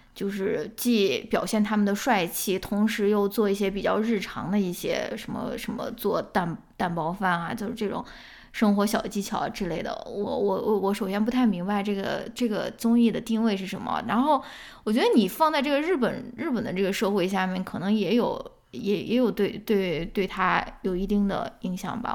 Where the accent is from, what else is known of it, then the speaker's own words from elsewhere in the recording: northern China, China; now in United States; 我是一个北方人